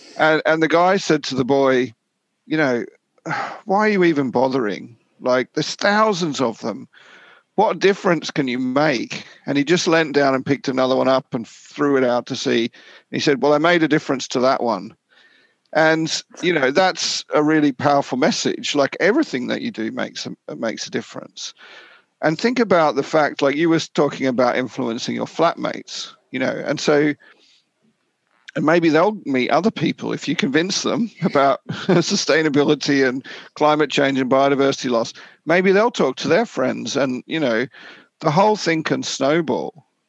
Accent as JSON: {"language": "English", "country": "Australia", "also_born_or_lived": "Papua New Guinea", "lives_now": "United Kingdom", "said": "Personally for me, I'm from Australia and New Guinea, and like I grew up with coral reefs and things like"}